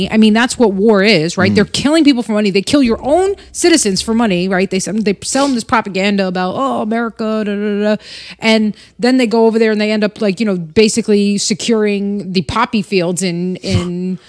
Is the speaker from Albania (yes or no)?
yes; Albania; born there; But yeah, I was born in 1984 in Albania.